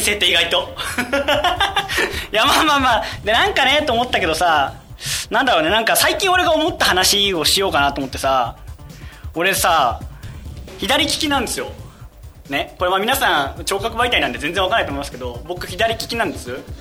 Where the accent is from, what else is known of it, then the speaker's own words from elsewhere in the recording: Kumamoto, Japan; moved away; 僕ね熊本出身